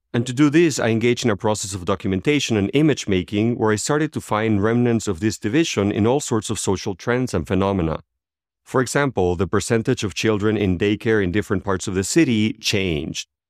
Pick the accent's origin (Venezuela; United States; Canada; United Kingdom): Venezuela; moved away as an adult; As I left Venezuela, my home country, ten, about twelve years ago